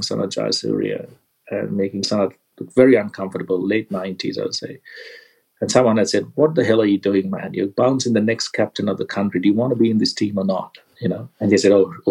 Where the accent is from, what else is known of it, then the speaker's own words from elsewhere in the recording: Kandy, Central Province, Sri Lanka; I grew up in Kandy, where the weather's quite damp and rained a lot.